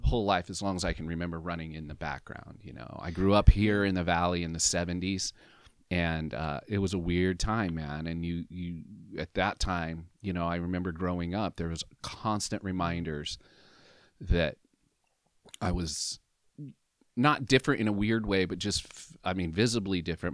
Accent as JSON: {"language": "English", "region": "Southern Oregon", "country": "United States", "said": "in Southern Oregon, for my whole life"}